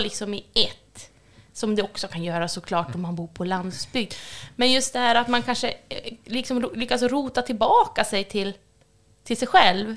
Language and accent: Swedish; Björna, Västernorrland County, Sweden; jag är uppvuxen i Björna